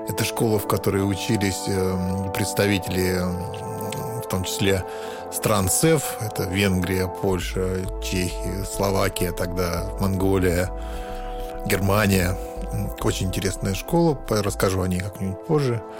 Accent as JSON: {"language": "Russian", "region": "Moscow", "country": "Russia", "tie": "born there", "said": "Я родился в Москве на Ленинском проспекте в московском роддоме."}